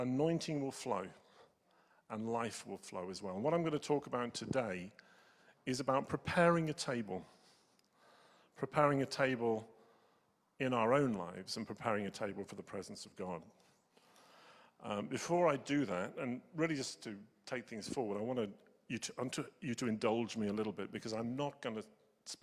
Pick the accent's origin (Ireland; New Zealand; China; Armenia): New Zealand; I'm a Kiwi